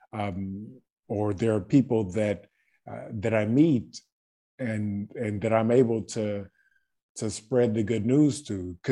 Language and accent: English; Baton Rouge, Louisiana, United States; moved away as an adult; now in Croatia; I was born in Baton Rouge, Louisiana.